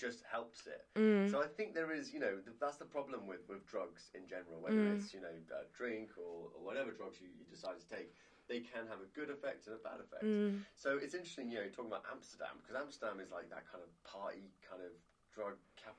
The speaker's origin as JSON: {"language": "English", "country": "Guernsey", "said": "the island that I'm from is called Alderney. And Alderney is a little island. It's 3 by 2 miles long in the English Channel. There's about 1,200, 1,500 people that live there. And they call it 2,000 alcoholics clinging to a rock."}